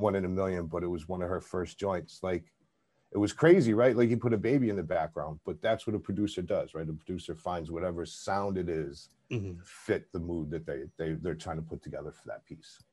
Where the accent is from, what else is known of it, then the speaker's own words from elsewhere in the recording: Buffalo, New York, United States; I'm from Buffalo